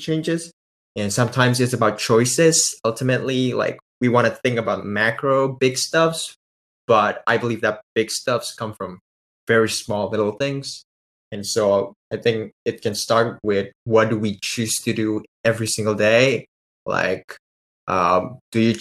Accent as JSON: {"language": "English", "country": "Indonesia", "said": "I'm actually from Indonesia"}